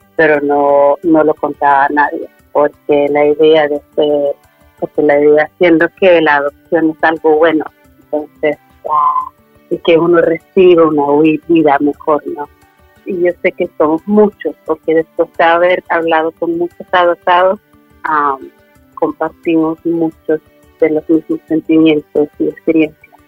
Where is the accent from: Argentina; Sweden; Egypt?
Sweden; also born or lived in Medellín, Colombia; al año y medio fui adoptada a Suecia por una pareja sueca. Y crecí en Suecia pensándome sueca